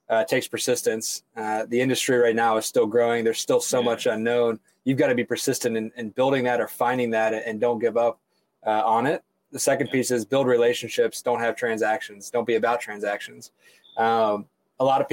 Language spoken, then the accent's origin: English; Chillicothe, Ohio, United States; also born or lived in Athens, Ohio / Columbus, Ohio; I'm born and raised here in Ohio. I grew about an hour south of Columbus